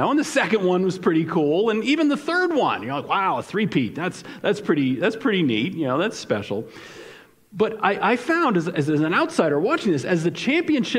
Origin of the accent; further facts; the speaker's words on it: New York, United States; moved away; also born or lived in Chicago; I am not a Chicago native. I grew up in New York